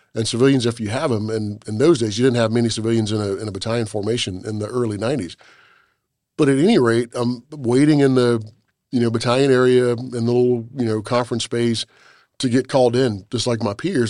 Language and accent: English; South Carolina, United States; I'm from South Carolina.